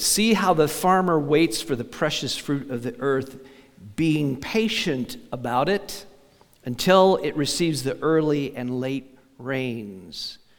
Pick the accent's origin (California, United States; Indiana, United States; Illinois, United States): Indiana, United States; also born or lived in Minnesota; now in Kansas, United States; I grew up in Indiana, and apart from the pioneers, maybe I don't remember anything about picking rock. But then we moved to Minnesota.